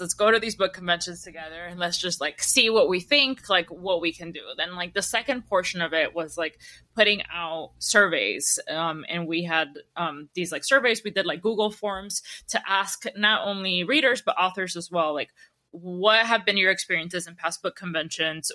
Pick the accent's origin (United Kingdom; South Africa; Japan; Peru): Peru; I was born in Peru